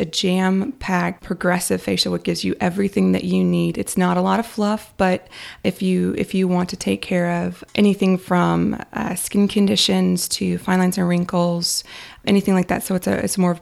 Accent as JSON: {"language": "English", "region": "Kansas", "country": "United States", "tie": "born or raised there", "also_born_or_lived": "Nashville / Los Angeles", "moved": "yes", "lives_now": "Kyle, United States", "said": "I am a Kansas native, and I've moved from Kansas to Nashville, to LA, and back to here"}